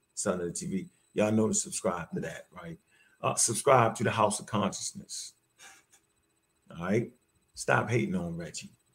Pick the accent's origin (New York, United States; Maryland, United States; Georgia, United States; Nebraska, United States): Maryland, United States; Baltimore; I come straight from Baltimore. I come straight off the street